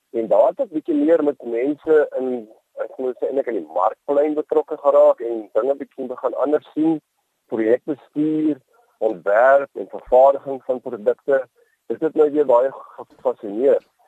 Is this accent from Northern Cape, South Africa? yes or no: no; Boland, Western Cape, South Africa; also born or lived in Worcester / Helderberg; ek is 'n uh, man wat in die Boland in die Kaap uh, groot geword